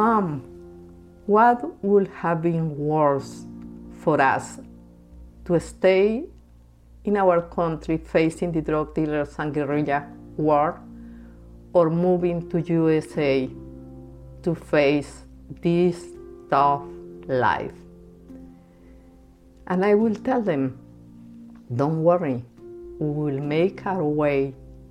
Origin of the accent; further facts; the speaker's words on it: Bogota, Bogotá Capital District, Colombia; moved away as an adult; now in United States; I was born and raised in Bogota, Colombia